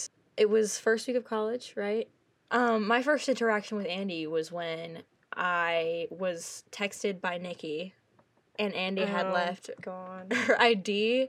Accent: New Orleans, Louisiana, United States; which you heard before. My major is music business for now. And my hometown is New Orleans.

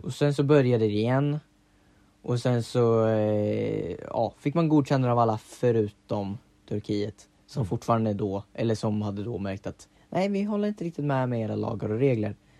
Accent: Sweden; Vi är tio miljoner svenskar

